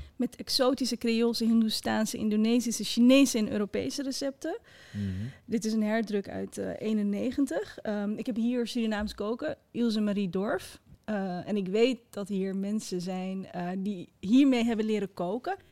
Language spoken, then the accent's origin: Dutch; Netherlands; also born or lived in Morocco; ik ben geboren in Marokko en opgegroeid in een klein wit dorpje